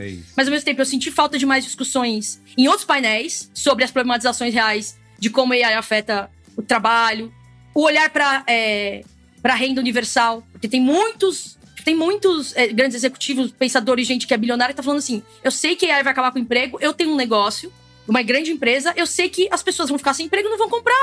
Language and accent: Portuguese; Brazil; a gente, como brasileiro